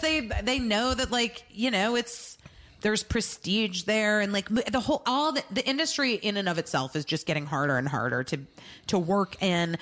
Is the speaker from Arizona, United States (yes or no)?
yes; Arizona, United States; I'm from Arizona